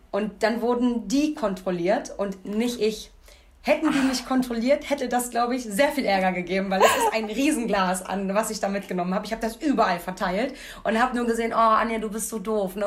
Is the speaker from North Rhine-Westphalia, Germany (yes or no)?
no; Rathenow, Brandenburg, Germany; now in Cologne, Germany; Ich komme ja aus Rathenow